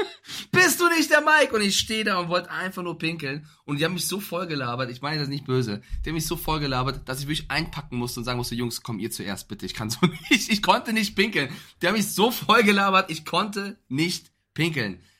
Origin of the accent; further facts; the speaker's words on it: Frankfurt, Hesse, Germany; ich als Frankfurter